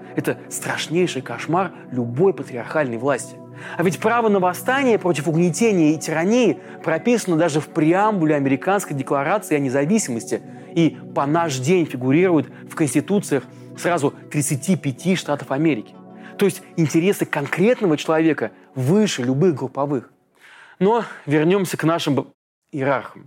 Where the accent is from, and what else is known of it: Russia